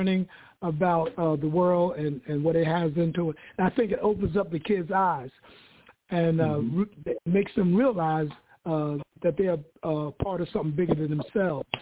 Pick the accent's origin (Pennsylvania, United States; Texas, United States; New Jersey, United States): Pennsylvania, United States; Philadelphia; I grew up in Philadelphia